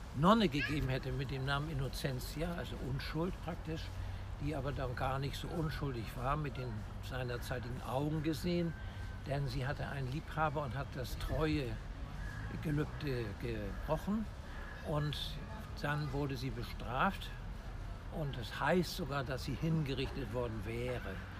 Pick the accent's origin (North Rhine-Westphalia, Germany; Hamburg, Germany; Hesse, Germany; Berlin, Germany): Hamburg, Germany; Ich bin ein echter Hamburger und auch in diesem Stadtteil geboren, wo wir uns gerade befinden, nämlich im Innozenzierpark in Harvestehude Roter Baum